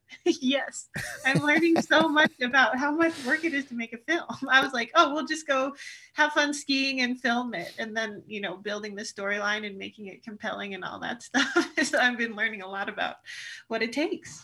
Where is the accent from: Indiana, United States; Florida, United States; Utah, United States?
Utah, United States; Alta; when I'm a kid growing up at Alta Ski area in Utah